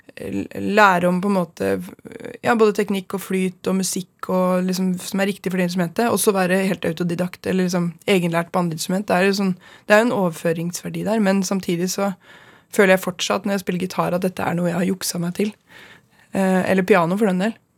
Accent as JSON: {"language": "Norwegian", "town": "Stange", "region": "Innlandet", "country": "Norway", "said": "Stange, der jeg er fra sjøl. Eller fra der jeg gikk sjøl"}